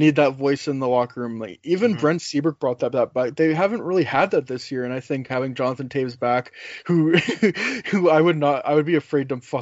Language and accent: English; Canada; as a Canadian